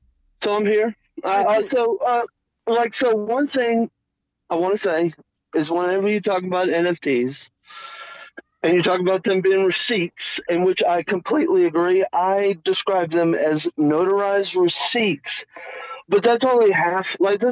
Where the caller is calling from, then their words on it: New Mexico, United States; calling from New Mexico.